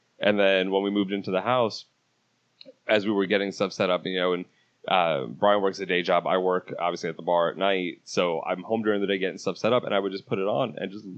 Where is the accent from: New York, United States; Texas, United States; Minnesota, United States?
New York, United States; moved away; because I'm a New Yorker also, I've been down here for 8 years